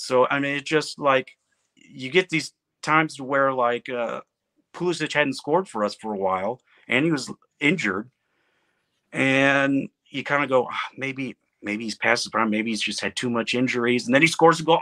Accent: Midwest, United States; growing up in the Midwest, I, everyone around here plays baseball

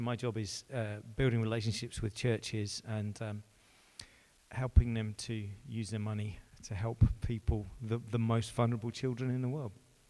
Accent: Luton, East of England, United Kingdom; now in Southampton, United Kingdom; I'm originally from Luton, which is why I live in Southampton.

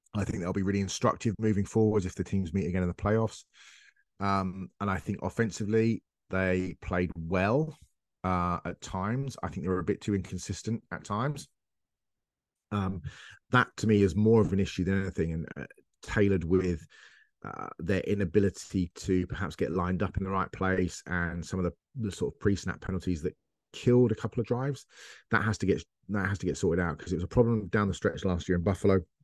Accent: England, United Kingdom; I'm English

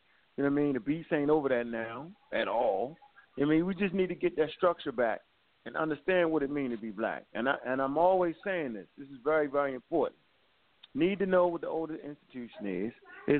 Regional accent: Maryland, United States; Like, I'm from Hilltop.

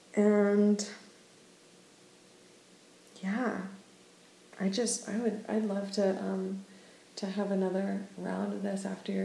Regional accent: New Orleans, Louisiana, United States; moved away as an adult; also born or lived in Manhattan, New York; now in Oregon, United States; I'm from New Orleans and then went to school in Manhattan

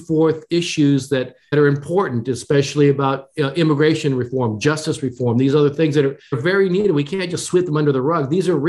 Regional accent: Japan; born there; although I was born in Japan, my mother was Japanese, I'm an American of Asian descent.

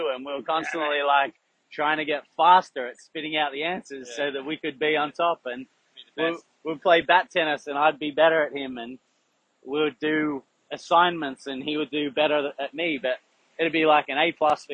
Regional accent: Melbourne, Victoria, Australia; I grew up in Yarraville in Melbourne in the western suburbs.

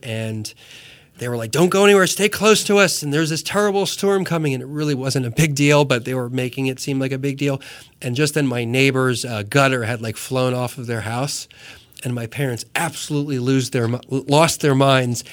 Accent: New Jersey, United States; moved away; I come from New Jersey.

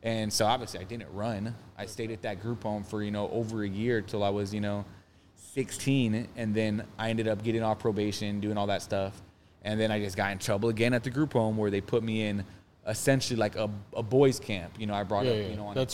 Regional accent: Phoenix, Arizona, United States; also born or lived in Mesa; I'm from Phoenix

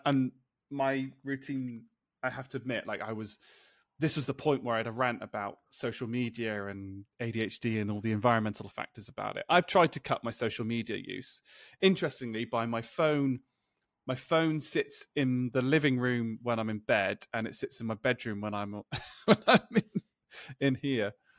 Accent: United Kingdom; I'm British

